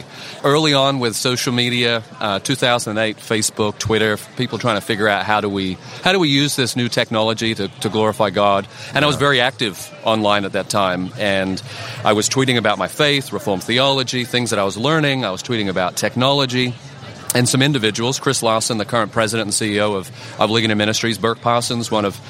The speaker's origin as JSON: {"language": "English", "country": "Australia", "said": "I am from Australia."}